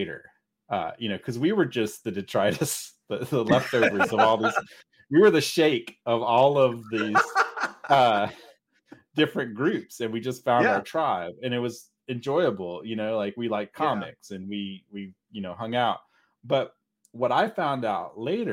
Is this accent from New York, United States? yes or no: no; Mississippi, United States; now in Texas, United States; I grew up in a tiny, I mean, really seriously tiny town in the middle of nowhere. Mississippi, right? Yeah. I mean, I'm from Texas, but my family, my stepdad was from Mississippi. I lived in Mississippi because that's where we moved